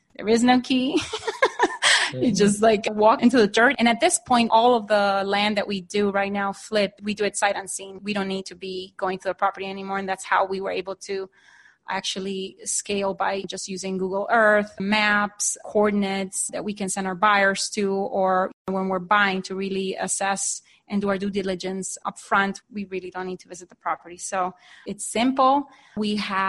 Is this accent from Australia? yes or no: no; Honduras; moved away as an adult; now in Phoenix, United States; I am originally from Honduras, so just to give you a little bit of background, I'm an immigrant into the U.S. I came here in 1995 to study business school